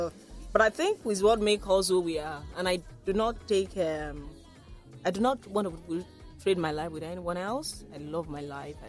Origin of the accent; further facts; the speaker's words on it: Waterside, Ogun State, Nigeria; You know, and the one from my hometown, Waterside, is one of the best. And part of my plan, really, is to put Waterside garri on the map.